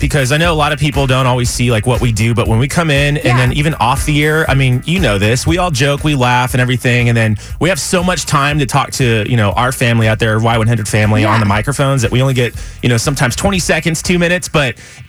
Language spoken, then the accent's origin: English; San Antonio, Texas, United States; I'm from San Antonio, born and raised.